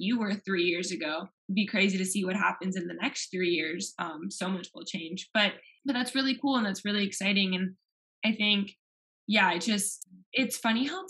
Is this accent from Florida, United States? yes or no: yes; Miami, Florida, United States; moved away as an adult; now in Knoxville, United States; I'm from Miami